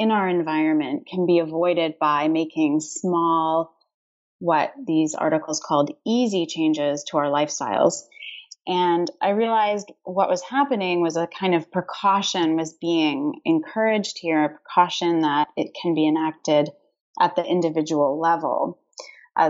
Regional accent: Canada; I'm Canadian.

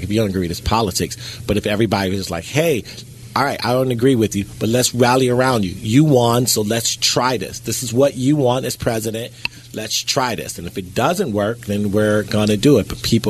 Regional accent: United States; I'm an American.

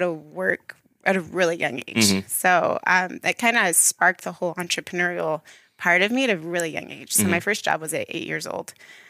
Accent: Blackfoot, Idaho, United States; Yeah. So I'm from Blackfoot, Idaho. Born and raised there.

